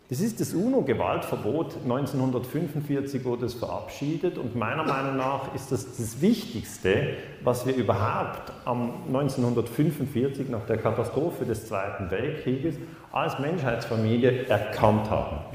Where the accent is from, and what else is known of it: Switzerland